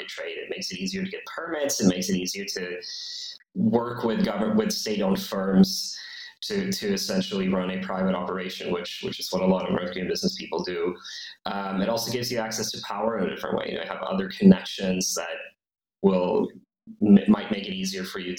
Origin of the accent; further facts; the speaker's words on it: Sweden; Sweden, my home country